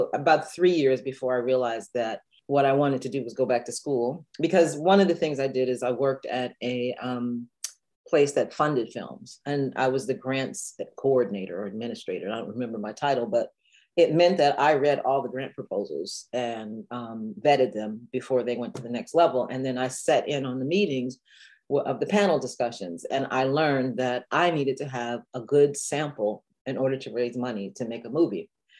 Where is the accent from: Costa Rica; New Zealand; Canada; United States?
United States; Dayton, Ohio; except that we had a lot of funk music coming out of Dayton when I was a kid. So I always say that I grew up in Funky Town, USA.